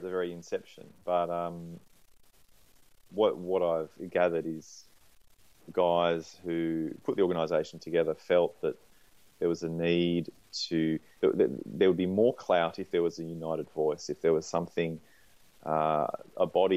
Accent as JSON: {"language": "English", "country": "Australia", "tie": "born or raised there", "also_born_or_lived": "Canberra, Australia / Sydney, Australia", "moved": "as an adult", "lives_now": "Melbourne, Australia", "said": "I grew up in Canberra and Sydney. And I used to go to many Swans games at the SCG and then moved down to Melbourne about 10 years ago"}